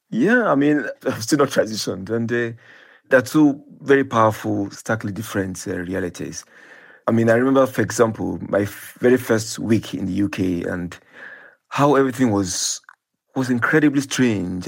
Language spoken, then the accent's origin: English; Nigeria; when I was growing up in Nigeria